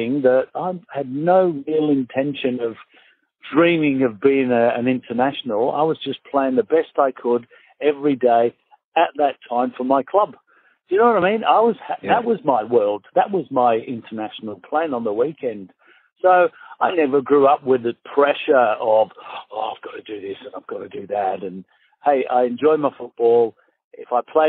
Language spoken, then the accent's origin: English; St Helens, North West England, United Kingdom; moved away as an adult; also born or lived in Manchester; now in Australia; I was born just outside Manchester, and I lived a long time in St. Helens.